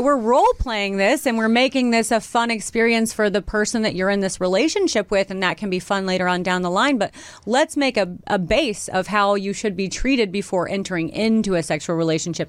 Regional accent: Missouri, United States; I'm from Missouri

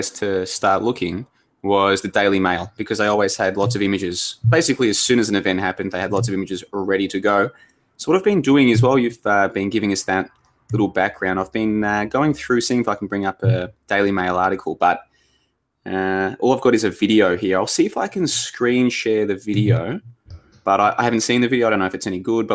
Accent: Melbourne, Victoria, Australia; I grew up in Melbourne.

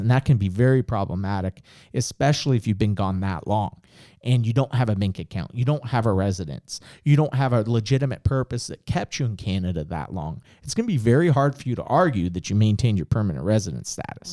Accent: United States; I was born in the United States

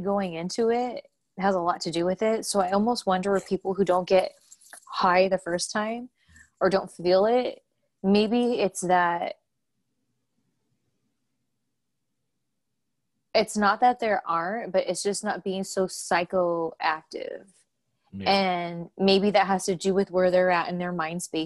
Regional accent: California, United States; moved away as an adult; now in Louisville, United States; I'm from California

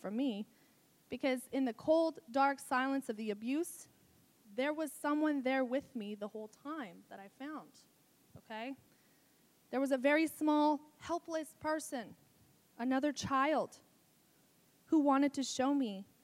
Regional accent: Albuquerque, New Mexico, United States; I was born in Albuquerque, New Mexico. I'm a Borqueña.

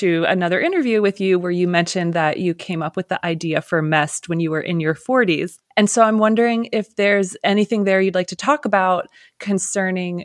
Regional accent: Lancaster, Pennsylvania, United States; I'm from Pennsylvania too, but I grew up in Lancaster, so other side of the state

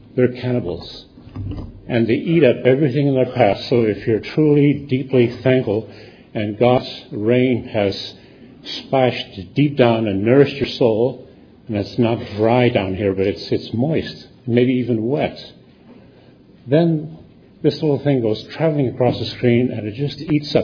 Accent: United States; as an American

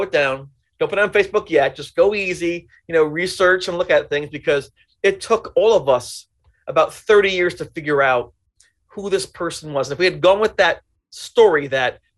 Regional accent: Orange County, New York, United States; I come from Orange County, New York.

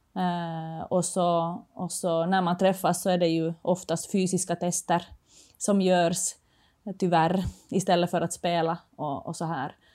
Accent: Finland; moved away as an adult; now in Sweden; jag kommer från Finland

